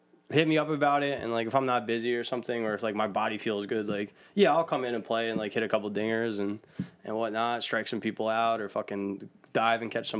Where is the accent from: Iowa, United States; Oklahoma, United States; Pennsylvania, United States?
Pennsylvania, United States; Philadelphia; accent: Northeast Philly; my Northeast Philly accent.